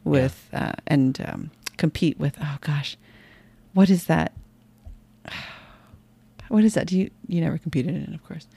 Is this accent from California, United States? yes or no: yes; San Jose, California, United States; I was born in San Jose, California